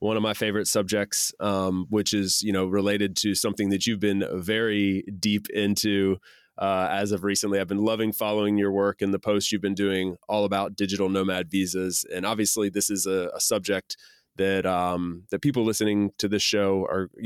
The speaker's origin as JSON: {"language": "English", "region": "Southeast U.S.", "country": "United States", "tie": "born or raised there", "said": "I grew up in the Southeast U.S."}